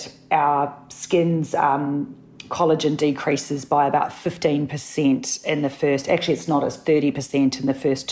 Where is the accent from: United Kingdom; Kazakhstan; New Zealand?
New Zealand; also born or lived in Sydney, Australia; now in Melbourne, Australia; I'm a Kiwi